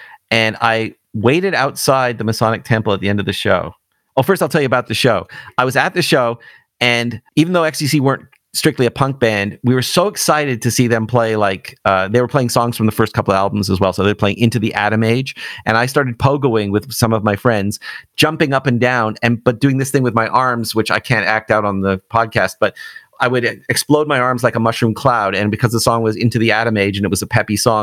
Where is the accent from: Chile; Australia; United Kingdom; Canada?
Canada; Toronto, Ontario; growing up in Toronto